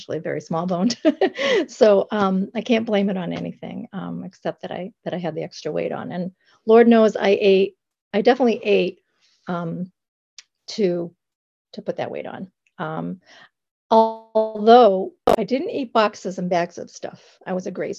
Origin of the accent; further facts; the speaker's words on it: the Berkshires, Massachusetts, United States; I am from the Berkshires of Massachusetts